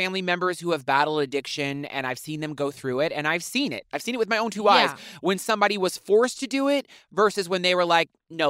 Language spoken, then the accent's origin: English; New Orleans, Louisiana, United States; moved away as an adult; also born or lived in Los Angeles; now in New York, United States; growing up in New Orleans, I knew I needed to get out of there.